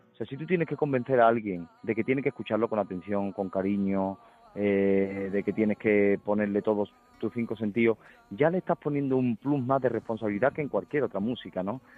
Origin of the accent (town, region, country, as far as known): Huelva, Andalusia, Spain